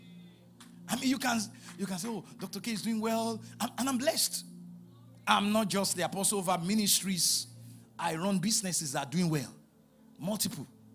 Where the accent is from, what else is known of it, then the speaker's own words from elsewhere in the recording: Ibadan, Oyo, Nigeria; moved away; I was born in Ibadan, raised in Ibadan, Ibadan bred